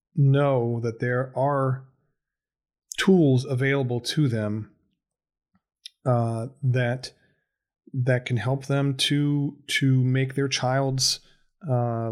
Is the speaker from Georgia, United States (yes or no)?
no; Ohio, United States; I'm from Ohio